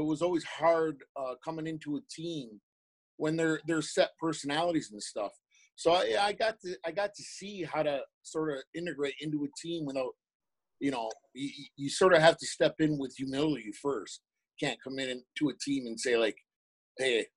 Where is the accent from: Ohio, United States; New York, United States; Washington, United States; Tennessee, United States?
New York, United States; Tuscarora Reservation; I grew up on Tuscarora Reservation